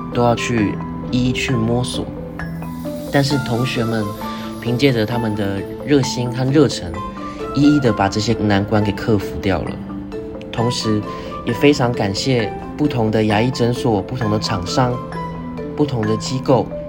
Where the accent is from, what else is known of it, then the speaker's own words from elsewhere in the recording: Taiping Village, Zhuoxi Township, Hualien County, Taiwan; moved away as an adult; also born or lived in Tainan; 我来自花莲县卓溪乡太平村